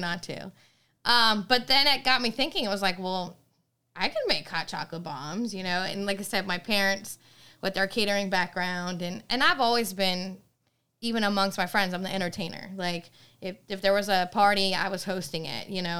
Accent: Maine, United States; moved away as an adult; now in Virginia, United States; I'm from Maine. I moved here in Virginia in two thousand nine

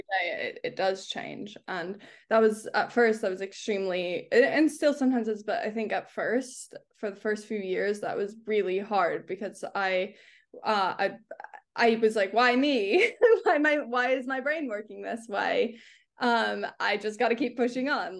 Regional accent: California, United States; now in London, United Kingdom; I'm from California

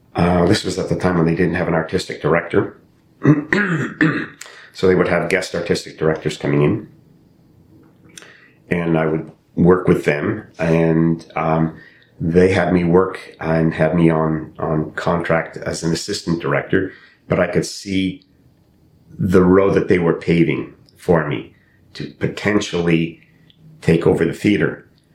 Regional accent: Eastern Canada, Canada; I hadn't had the experience growing up in Eastern Canada was the Indigenous population.

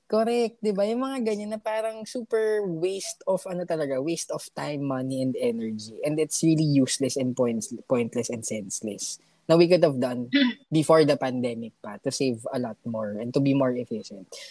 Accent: Philippines

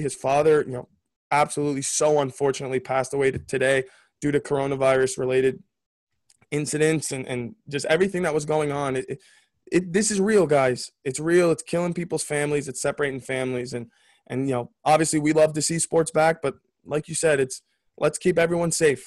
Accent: New York, United States; I was born in New York

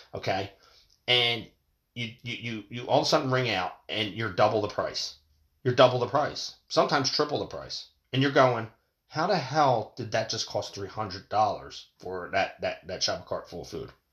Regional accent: United States; as American people

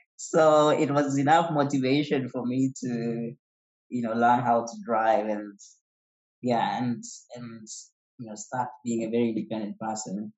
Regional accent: Nyeri, Nyeri County, Kenya; I was born in the central parts of Kenya, in a region called Nyeri

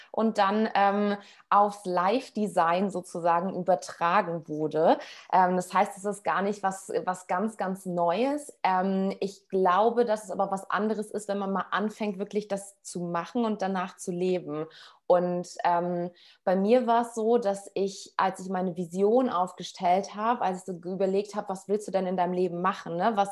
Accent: Berlin, Germany; moved away as an adult; now in Portugal; Ich ähm, bin gerade oder lebe gerade in Portugal. Ähm, ich komme aber ursprünglich aus Berlin und ähm, bin sozusagen meinem Herzen gefolgt und letztes Jahr im Juli nach Portugal gegangen.

